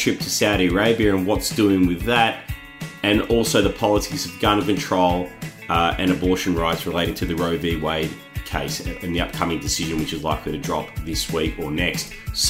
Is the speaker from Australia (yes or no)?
yes; Australia; and unfortunately as an Australian, we know quite a bit about leadership challenges